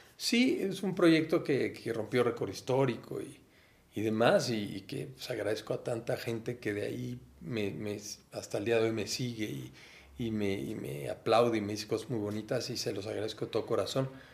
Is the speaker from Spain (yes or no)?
no; Orizaba, Veracruz, Mexico; now in Mexico City, Mexico; yo vengo de Orizaba, Veracruz, allá nací el 27 de agosto de 1900